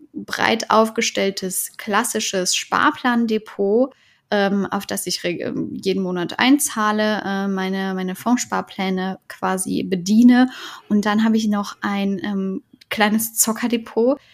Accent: Cologne, North Rhine-Westphalia, Germany; Ich bin in Köln geboren

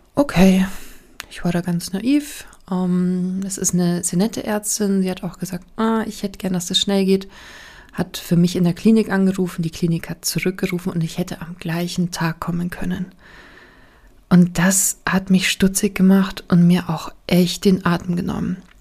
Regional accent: Bavaria, Germany; bei uns in Bayern

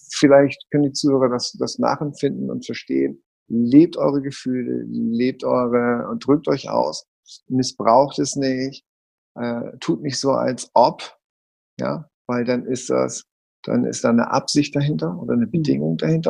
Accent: Hamburg, Germany; Ich bin Hamburger Jung

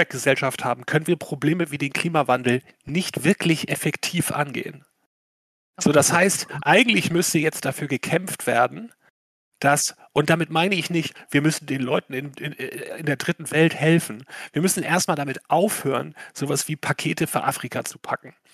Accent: Schleswig-Holstein, Germany; Ich komme aus Schleswig-Holstein, da gibt es eh mehr Windräder als Menschen.

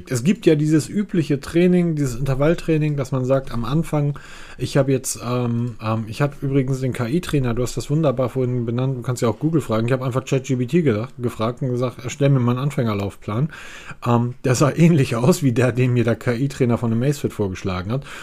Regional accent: Hamburg, Germany; Ich bin Hamburger. Ich bin Großstadtbewohner. Ich komme aus der Metropole.

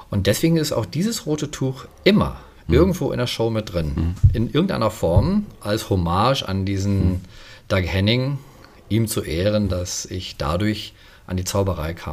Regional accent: Germany; Aber als Deutscher stand ja auch wieder Militär

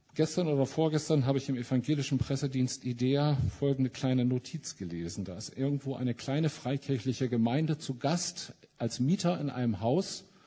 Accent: Mülheim an der Ruhr, North Rhine-Westphalia, Germany; Ich komme ja aus Mülheim an der Ruhr

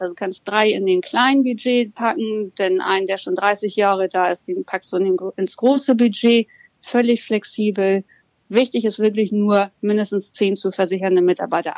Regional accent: Hamburg, Germany; ich bin gebürtige Hamburger Dern und lebe und arbeite entsprechend mit Mann und Hund hier mitten in Hamburg

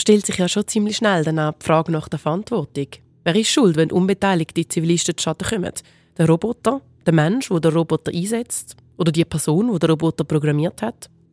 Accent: Switzerland; bei uns in der Schweiz

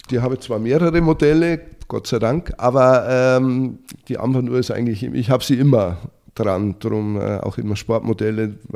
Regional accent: Bavaria, Germany; Ähm, als Bayer natürlich schon Biertrinker

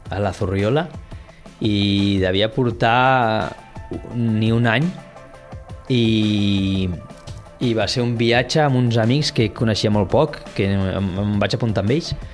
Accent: Barcelona, Catalonia, Spain; now in Tarragona, Spain; Doncs mira, jo venim de Barcelona la veritat és que és un oasis.

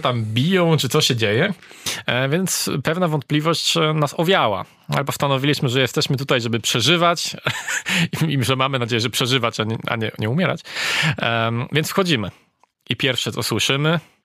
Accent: Poland; mówiliśmy, że jesteśmy z Polski

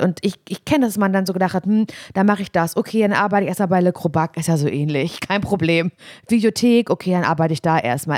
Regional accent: Parchim, Mecklenburg-Vorpommern, Germany; moved away as an adult; ich komme ja aus Parchim

